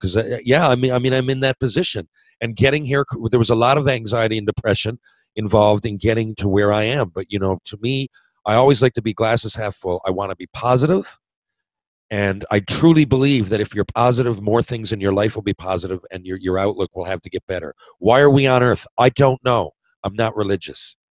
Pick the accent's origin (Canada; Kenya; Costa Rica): Canada; Mount Pearl, Newfoundland and Labrador; I felt I let everybody in my hometown down. Mount Pro Minor Hockey, retire my jersey